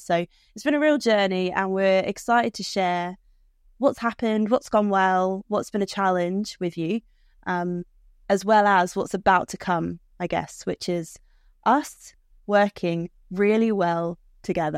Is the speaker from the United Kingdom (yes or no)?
yes; United Kingdom; I'm British.